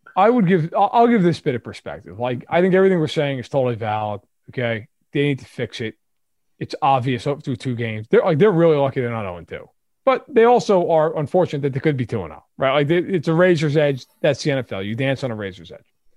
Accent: New York, United States; I grew up in New York.

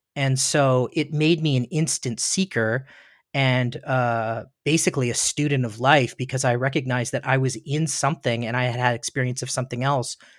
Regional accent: Ontario, Canada; now in Studio City, United States; I was born in Ontario, Ontario, Canada that's um, in the east coast of Canada, and a little town.

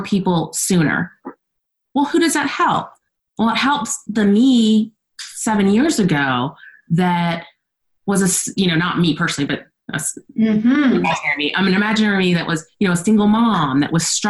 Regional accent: Texas, United States; I'm from Texas

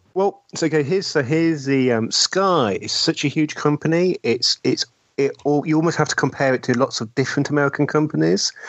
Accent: United Kingdom

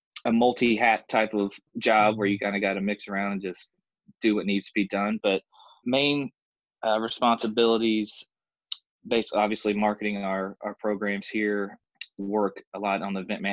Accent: Louisville, Kentucky, United States; moved away as an adult; now in Evansville, United States; I'm from Louisville, Kentucky originally

